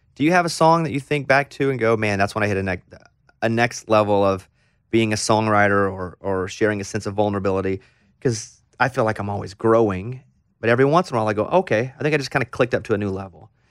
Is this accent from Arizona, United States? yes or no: no; Mountain Pine, Arkansas, United States; born or raised there